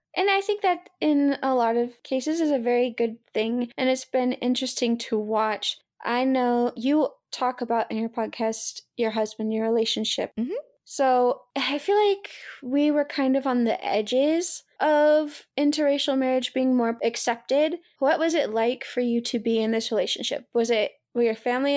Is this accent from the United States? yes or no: yes; the South, United States; I was raised in the South